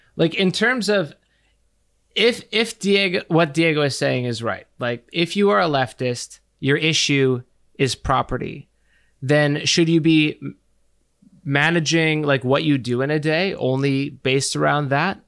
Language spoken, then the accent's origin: English; Canada; we are from Canada